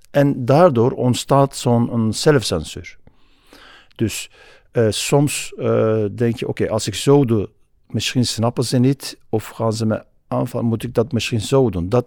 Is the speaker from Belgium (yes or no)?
no; Turkey; Dutch is a second language; now in Netherlands; omdat ik uit Turkije kwam